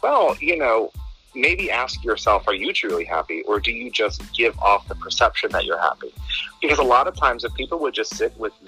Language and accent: English; Virginia, United States; also born or lived in New Jersey; Originally, we're from New Jersey. So we all just kind of moved into Virginia back in like 1988, 1990, something like that.